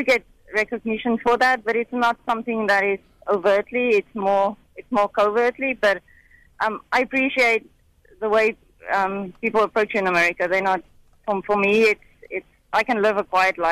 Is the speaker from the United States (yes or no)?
no; Bloemfontein, Free State, South Africa; moved away; also born or lived in England; growing up in South Africa at that time, I was in Bloemfontein.